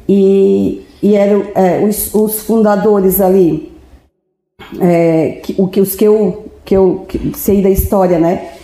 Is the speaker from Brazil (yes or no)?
yes; Orleans, Santa Catarina, Brazil; Eu nasci em Orleans, né, no Hospital Santo Otília. E, e a gente já, eu morei minha vida inteira